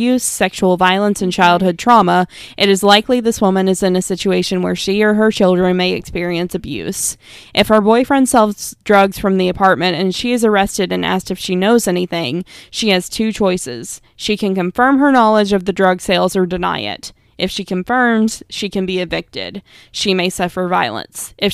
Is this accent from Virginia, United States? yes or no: yes; Virginia, United States; I ask you to remember the story from my home state of Virginia, Kemba Smith.